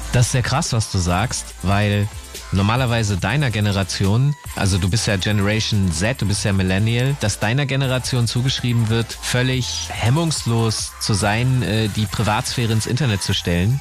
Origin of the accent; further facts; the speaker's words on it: Hanover, Lower Saxony, Germany; ich aus Hannover komme